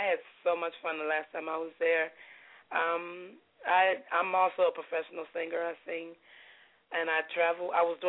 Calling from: Sterling Heights, Michigan, United States; I'm calling from a suburb in Michigan, Sterling Heights.

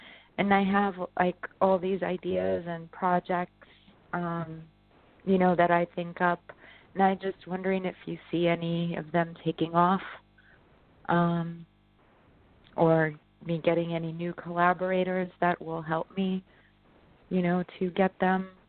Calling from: New York, United States; I'm in New York.

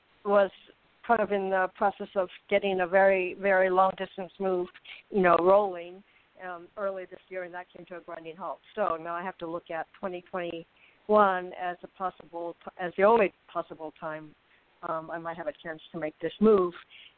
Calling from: Arizona, United States; I'm in Burning, Arizona.

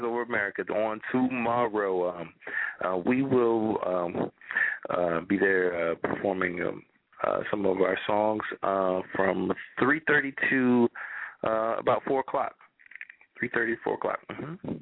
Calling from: Orlando, Florida, United States; I'm calling from Orlando, Florida.

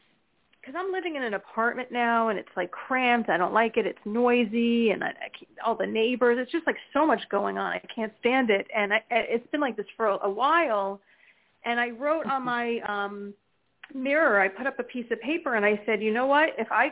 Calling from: New Jersey, United States; Hi. It's … from New Jersey.

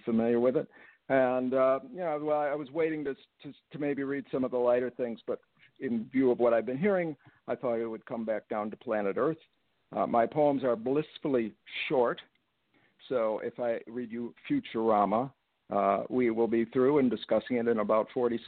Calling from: Rochester, New York, United States; I'm in Rochester, New York.

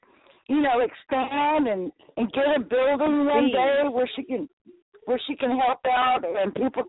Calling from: Texas, United States; I'm calling from Texas.

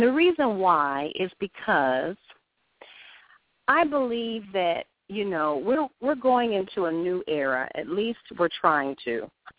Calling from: Durham, North Carolina, United States; I am from Durham, North Carolina.

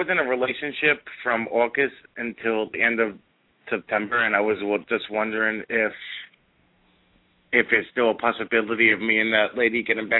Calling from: New Jersey, United States; I'm calling from New Jersey.

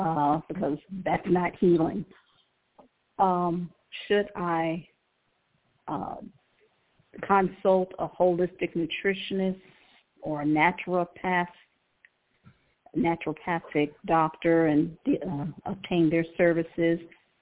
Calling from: Cleveland, Ohio, United States; I'm calling from Cleveland, Ohio.

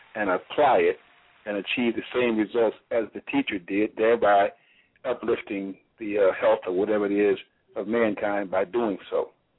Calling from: Reynoldsburg, Ohio, United States; And I'm calling from Reynoldsburg, Ohio.

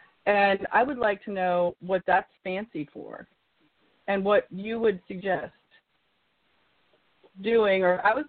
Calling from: Santa Cruz, California, United States; calling from Santa Cruz.

